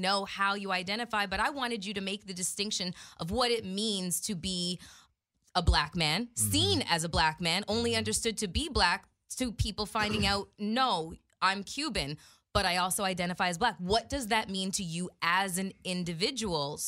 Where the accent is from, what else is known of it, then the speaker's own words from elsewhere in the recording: Canada; moved away as an adult; now in United States; when I first moved to the States, I'm from Canada.